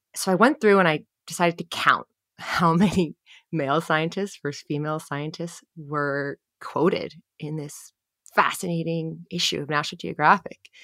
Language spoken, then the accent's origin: English; New Jersey, United States; born or raised there